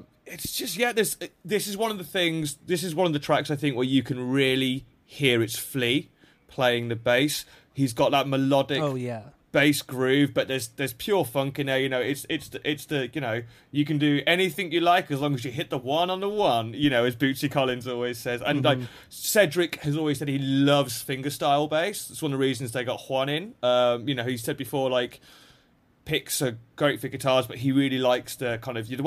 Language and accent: English; England, United Kingdom; I'm an English guy